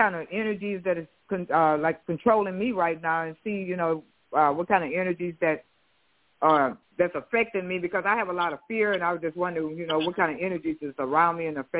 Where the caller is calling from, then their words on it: Houston, Texas, United States; I'm calling from Houston.